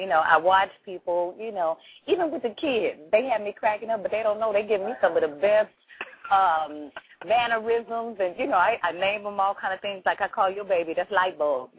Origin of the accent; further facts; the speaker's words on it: Los Angeles, California, United States; I'm from South Central